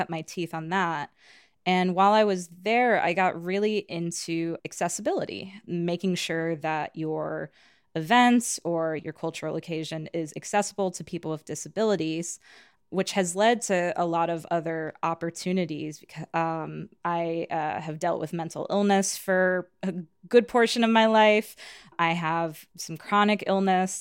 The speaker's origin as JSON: {"language": "English", "area": "western Chicago suburbs", "region": "Illinois", "country": "United States", "tie": "born or raised there", "lives_now": "Chicago, United States", "said": "I'm originally from the West Suburbs"}